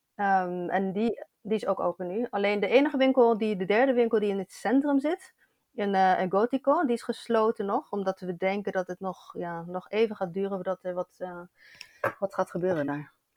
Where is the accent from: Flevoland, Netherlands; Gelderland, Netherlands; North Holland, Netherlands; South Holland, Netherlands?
South Holland, Netherlands; Rotterdam; moved away as an adult; now in Barcelona, Spain; ik ben in Rotterdam geboren en ik woon nu al sinds jaar in, eh, in Barcelona.